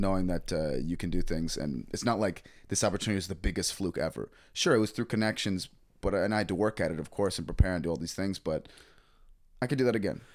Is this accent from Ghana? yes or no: no; Toronto, Ontario, Canada; moved away as an adult; also born or lived in Nova Scotia; I grew up with Travis, uh, I'm from Toronto originally. Um, we went to middle school together